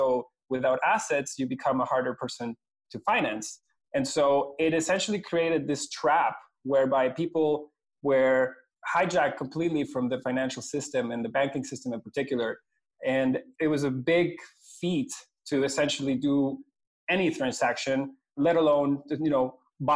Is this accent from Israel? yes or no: no; Venezuela; moved away as an adult; now in Canada; I'm originally from Venezuela, which is where I grew up. I came to Canada in 2003 to do my university